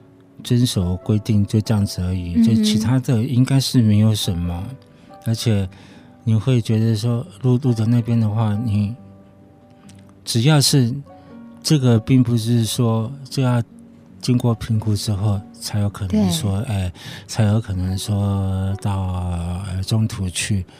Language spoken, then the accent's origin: Chinese; Shanghai, China; 因为我们我们我们上海人常常讲过一句话，就是说你要起码。你要骑马找马，